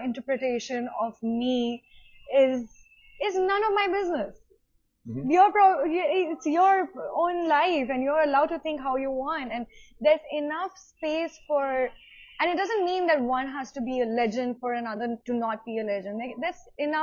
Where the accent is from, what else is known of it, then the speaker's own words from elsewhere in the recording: India; being Indian